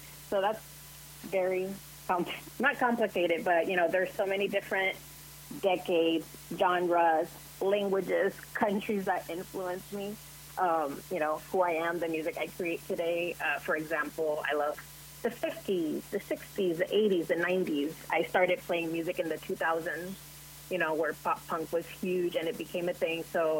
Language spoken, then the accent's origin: English; Puerto Rico; So I grew up in somewhat, you know, straight conservative Christian culture.